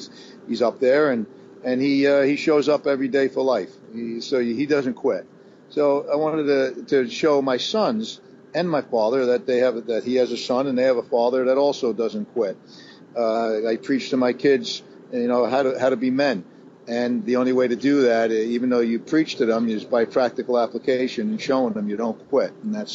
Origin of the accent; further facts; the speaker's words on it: New York City, New York, United States; now in Westchester, New York, United States; I'm born and raised in Brooklyn, New York.